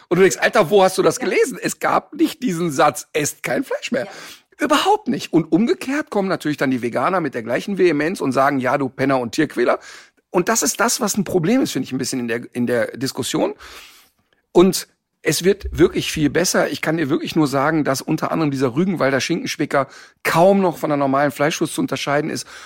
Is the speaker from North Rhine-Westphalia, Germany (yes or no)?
yes; North Rhine-Westphalia, Germany; Ich komme aus dem Ruhrpott und da ist, ich bin quasi, die erste feste Nahrung war Currywurst.